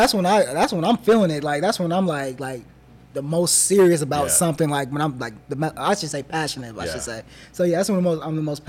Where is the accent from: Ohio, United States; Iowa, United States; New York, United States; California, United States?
California, United States; Oakland; I was like, I'm from Oakland, man.